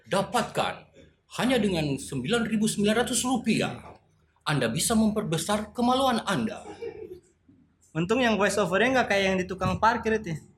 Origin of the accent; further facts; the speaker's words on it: Palu, Central Sulawesi, Indonesia; born there; saya lahir di Palu kan iya yeah.